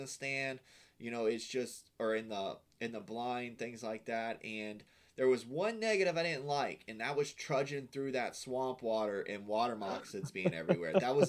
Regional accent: Florida, United States; And I'm me being from Florida

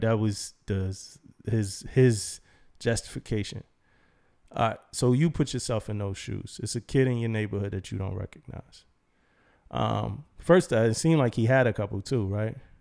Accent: Philadelphia, Pennsylvania, United States; moved away; I'm from Philly

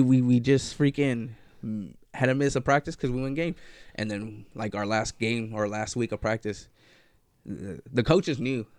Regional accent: Lamont, California, United States; also born or lived in east side (Bakersfield area); I grew up in Lamont. I was born and raised in Lamont. Left uh, in like third grade, moved to the east side

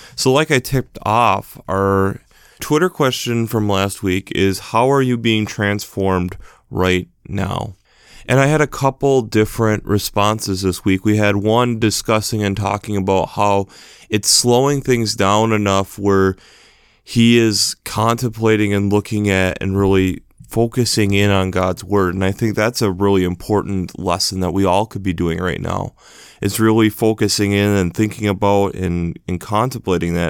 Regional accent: United States; especially being an American

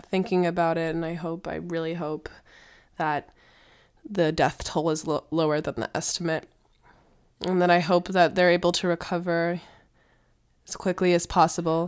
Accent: United States; being American

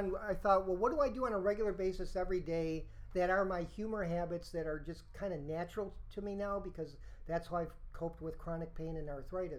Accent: Rochester, New York, United States; I'm from Rochester, New York

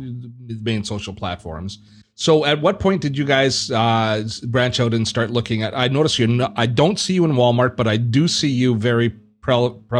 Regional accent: Canada; being Canadian

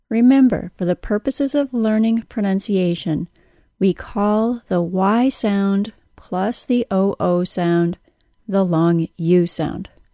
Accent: United States; accent: American; my American accent

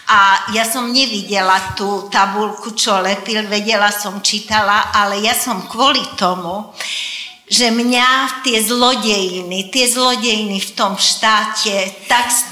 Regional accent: Dunajská Streda, Trnava Region, Slovakia; first language Hungarian; Slovak is a second language; moved away as an adult; now in Žilina, Slovakia; Áno, ja som z Dunajskej stredy, aj mám tam dodnes do rodičovský e, byt

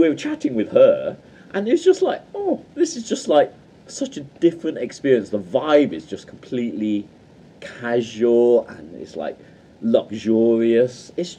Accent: Midlands, United Kingdom; we're from the Midlands

